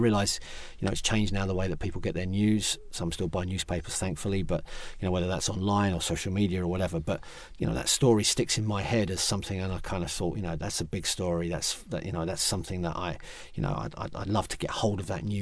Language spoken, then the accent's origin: English; London, United Kingdom; I was born in East London in Beckton, so my family are all West Ham fans, and they were our local team